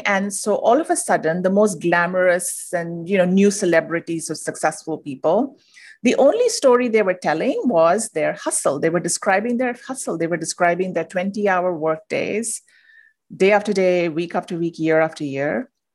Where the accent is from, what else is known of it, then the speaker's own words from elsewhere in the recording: India; moved away as an adult; now in United States; I'm originally from India. I moved to the U S